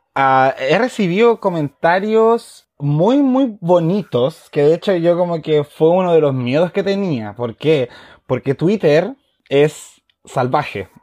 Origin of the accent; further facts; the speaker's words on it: Chile; soy un chileno más